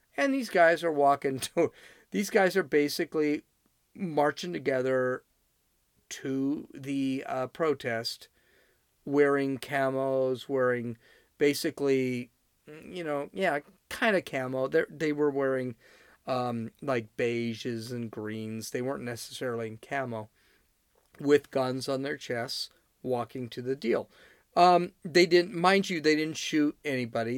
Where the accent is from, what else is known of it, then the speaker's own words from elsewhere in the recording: California, United States; I'm from California